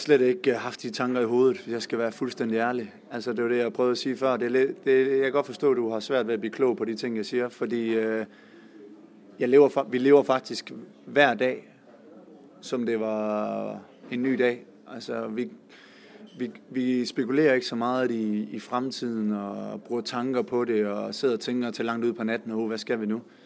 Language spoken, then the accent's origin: Danish; Denmark; moved away as an adult; now in Sarpsborg, Norway; jeg kommer også fra Danmark